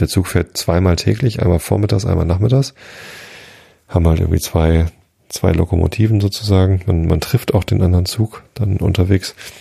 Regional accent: Northern Germany, Germany; Norddeutschland ist auch schön. Ich mag auch meine Heimat

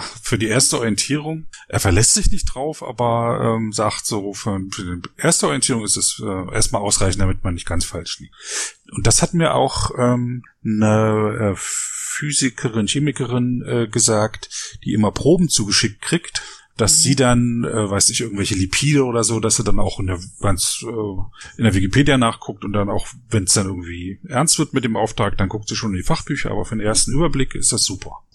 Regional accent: Frankfurt, Brandenburg, Germany; now in Berlin, Germany; ich bin nicht aus Berlin, ich bin in Frankfurt Oder aufgewachsen

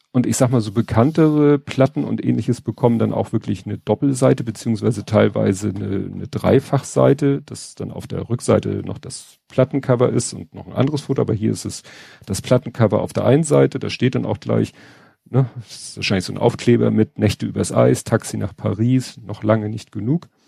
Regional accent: Hamburg, Germany; das ist natürlich für einen Hamburger wie mich alles so, klar kennt man den Stadtteil Wandsbek, man kennt äh, Wellingsbüttel

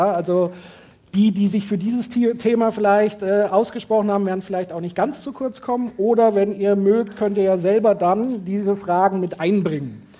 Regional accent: Wetzlar, Hesse, Germany; Äh, das heißt, wenn ich also sage, ich komme aus Wetzlar, dann ist das für manche sozusagen wie ein kleiner, naja, Lacher

